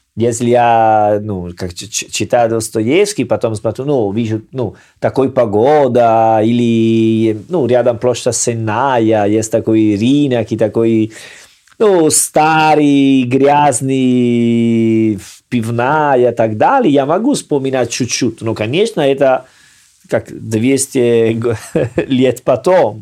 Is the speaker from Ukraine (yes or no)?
no; Salerno, Campania, Italy; Russian is a second language; now in Russia; Я из Салерно, мы ем рыба два-три раза в неделю